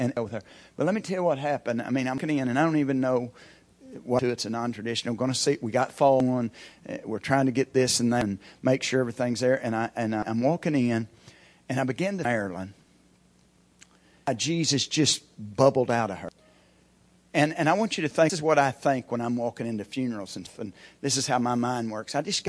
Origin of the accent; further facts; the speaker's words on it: Stilwell, United States; So I'm from Stillwell and I'm thinking, I've been in this hall.